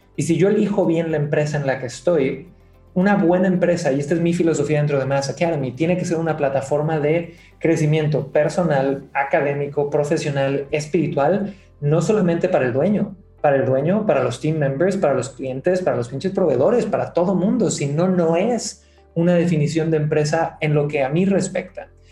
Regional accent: Cancún, Quintana Roo, Mexico; moved away as an adult; now in Santiago, Chile; soy nacido en Cancún, mi padre es santiaguino de Chile, mi madre es de Ciudad de México

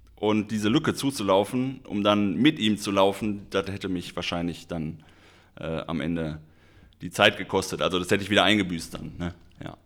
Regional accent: Schermbeck, North Rhine-Westphalia, Germany; moved away; also born or lived in Bochum; ich komme ursprünglich aus Schermeck

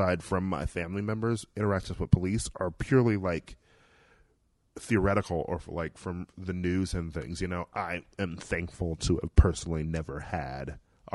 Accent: Milwaukee, Wisconsin, United States; moved away; I grew up in Milwaukee, Wisconsin

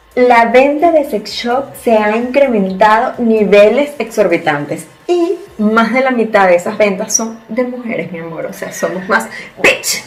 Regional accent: Venezuela; moved away as an adult; now in Spain; somos venezolanos de nacimiento, españoles por herencia

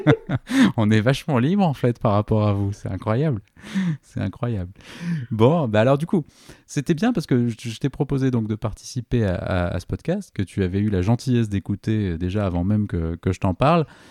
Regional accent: Toulouse, Occitania, France; en tant que Toulousain

